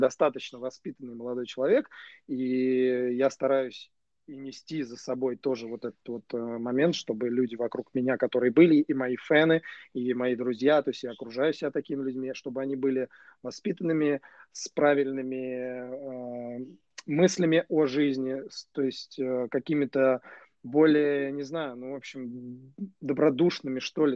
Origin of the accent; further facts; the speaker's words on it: Nizhny Novgorod, Nizhny Novgorod Oblast, Russia; Нижнего Новгорода, да, откуда я родом.